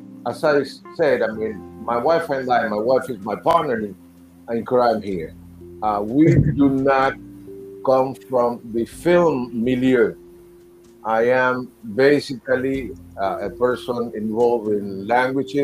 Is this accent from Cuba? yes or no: yes; Cuba; also born or lived in New York City; now in United States; I was born in Cuba